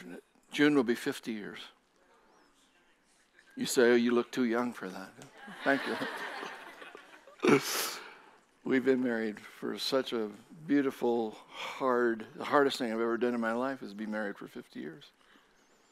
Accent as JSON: {"language": "English", "country": "Japan", "tie": "born or raised there", "also_born_or_lived": "Southern Oregon", "moved": "as an adult", "lives_now": "United States", "said": "I was born and raised in Japan. Spent 18 years there."}